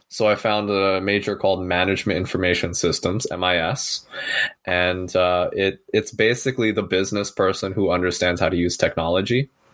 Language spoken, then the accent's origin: English; San Francisco Bay Area, California, United States; I'm born and raised here in uh, San Francisco Bay Area, sort of heart of Silicon Valley